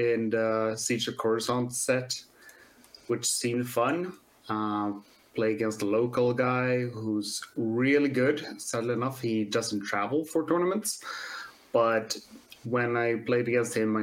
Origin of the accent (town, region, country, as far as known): Sweden